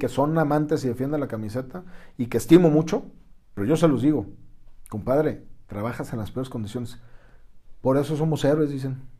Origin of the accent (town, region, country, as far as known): Mexico